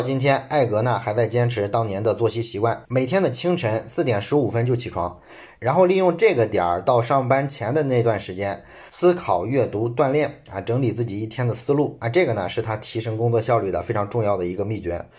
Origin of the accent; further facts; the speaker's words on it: China; 我们中国人比较熟悉的上海迪士尼